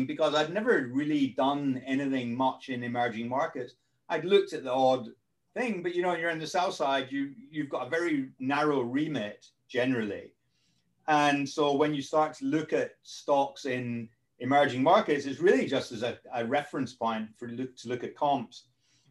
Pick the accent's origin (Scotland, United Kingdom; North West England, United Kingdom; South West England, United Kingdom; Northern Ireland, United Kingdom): Scotland, United Kingdom; now in London, United Kingdom; I live in London. I'm actually Scottish